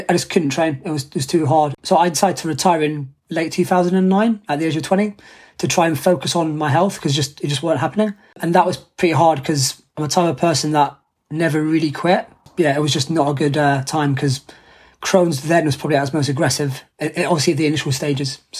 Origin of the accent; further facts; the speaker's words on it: London, United Kingdom; I'm from London. So like, it's my home city's Paralympic Games.